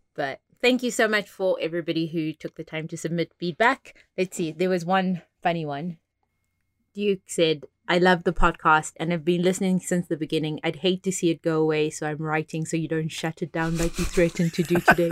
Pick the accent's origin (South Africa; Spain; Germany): South Africa; now in Las Vegas, United States; I am South African-born, Vegas living person